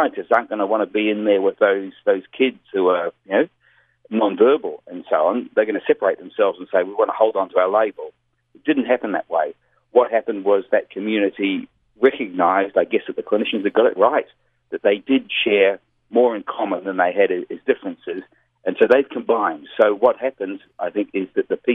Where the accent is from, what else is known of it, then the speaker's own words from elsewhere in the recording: Melbourne, Victoria, Australia; also born or lived in New Zealand; Melbourne, Australia, which is my hometown